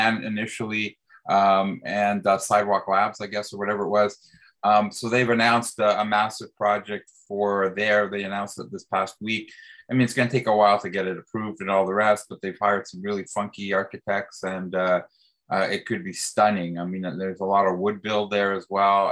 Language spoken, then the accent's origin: English; Toronto, Ontario, Canada; I grew up in Willowdale, and I fled downtown as quickly as I could